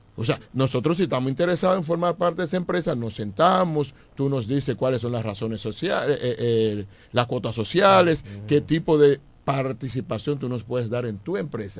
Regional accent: Eastern region, Dominican Republic; son de la región este. Y, y, si me salgo de mi pueblo, entonces me quedo en mi región

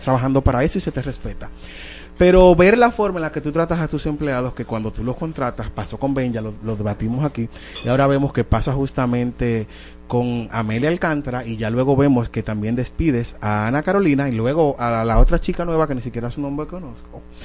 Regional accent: Dominican Republic; nosotros, de verdad, como dominicanos

